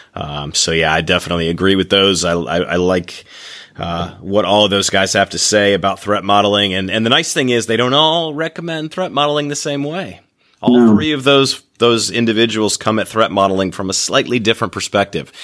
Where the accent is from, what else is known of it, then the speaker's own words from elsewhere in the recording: Michigan, United States; moved away; I'm from Michigan and I like to go back there